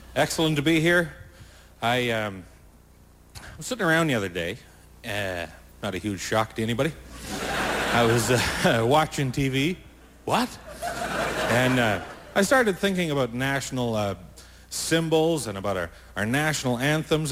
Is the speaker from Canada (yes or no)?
yes; Canada; being Canadian